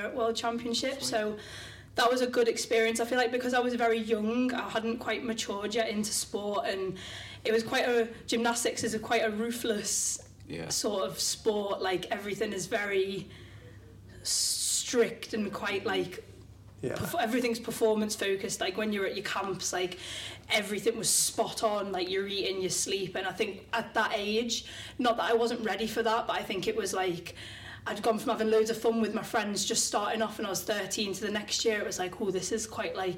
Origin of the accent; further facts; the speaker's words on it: the Wirral, North West England, United Kingdom; now in Wigan, United Kingdom; I'm originally from the Wirral, but currently living in Wigan